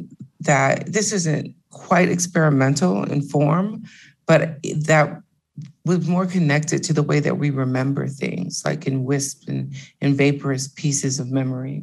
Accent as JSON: {"language": "English", "town": "Detroit", "region": "Michigan", "country": "United States", "tie": "born or raised there", "said": "growing up in Detroit"}